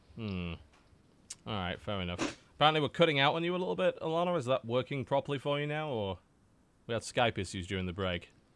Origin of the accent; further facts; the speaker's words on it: United Kingdom; now in United States; as a British man